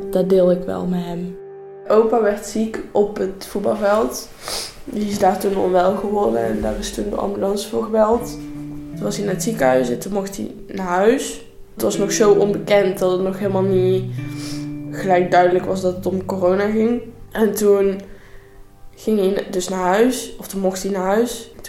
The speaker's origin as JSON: {"language": "Dutch", "region": "North Brabant", "country": "Netherlands", "said": "ik ben 16 eh, jaar en ik kom uit Brabant en ik zit nu in 5 VWO eh, in Vechel."}